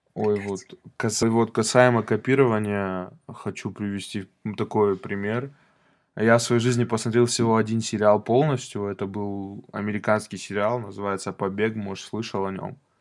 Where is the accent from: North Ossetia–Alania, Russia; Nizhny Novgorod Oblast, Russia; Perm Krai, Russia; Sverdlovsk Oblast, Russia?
North Ossetia–Alania, Russia; Vladikavkaz; Мы с хэтагом из Владикавказа